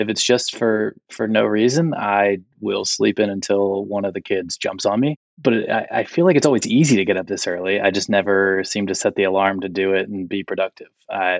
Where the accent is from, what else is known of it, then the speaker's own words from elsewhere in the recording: Salisbury, Maryland, United States; moved away as an adult; now in Charlotte, United States; I'm originally from Salisbury, Maryland. So on the eastern shore of Maryland, came down here for college for UNC Charlotte back in 2008, and fell in love with the city.